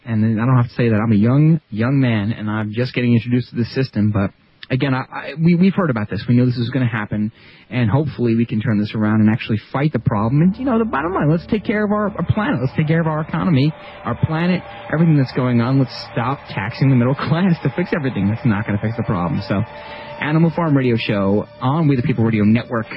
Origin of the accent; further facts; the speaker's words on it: New York, United States; my home state, New York